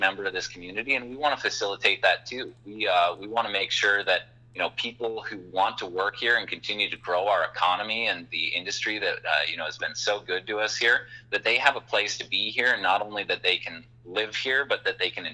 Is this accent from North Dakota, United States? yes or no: yes; Watford City, North Dakota, United States; growing up in Watford